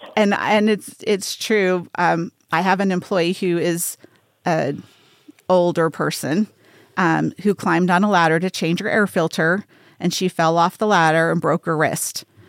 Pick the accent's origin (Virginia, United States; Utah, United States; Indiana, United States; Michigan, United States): Utah, United States; Salt Lake City; now in Las Vegas, United States; I grew up in Salt Lake City, Utah, so I'm not super far from home, but I've lived here for thirty years.